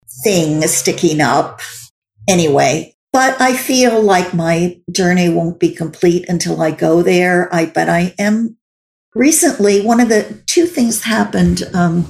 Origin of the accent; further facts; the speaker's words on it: Glen Rock, New Jersey, United States; also born or lived in New York City, United States; now in Los Angeles, United States; I grew up in Bergen County, in a small town there